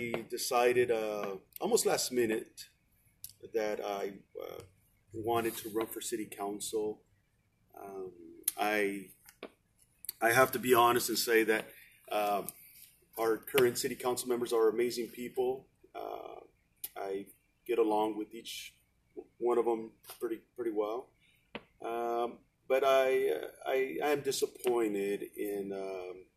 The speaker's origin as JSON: {"language": "English", "town": "Firebaugh", "region": "California", "country": "United States", "tie": "born or raised there", "said": "I've been a resident of Firebaugh for most of my life. I was born in Southern California, but we moved up here when I was a small child."}